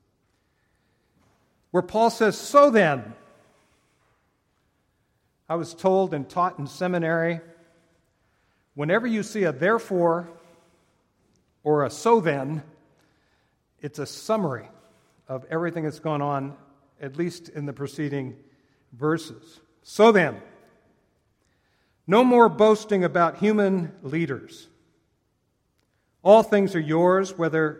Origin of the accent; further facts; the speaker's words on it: Oakland, California, United States; I was born in Oakland, California